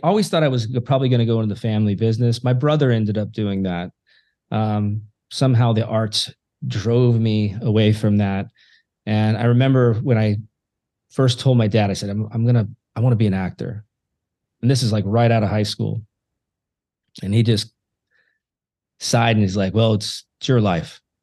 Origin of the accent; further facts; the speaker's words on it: Yelm, Washington, United States; my hometown of Yelm